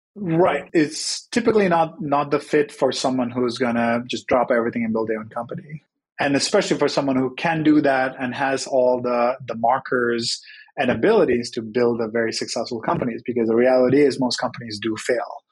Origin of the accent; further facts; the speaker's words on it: Sri Lanka; moved away as an adult; now in United States; I Grew up in Sri Lanka, came to the US for college.